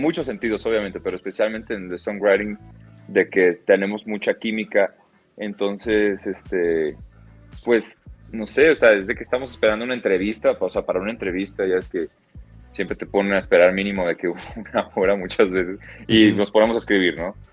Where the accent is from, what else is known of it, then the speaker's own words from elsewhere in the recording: Guadalajara, Jalisco, Mexico; now in Mexico City, Mexico; los dos somos de Guadalajara